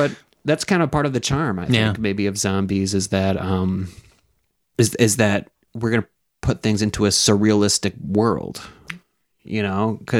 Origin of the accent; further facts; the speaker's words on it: United States; being an American.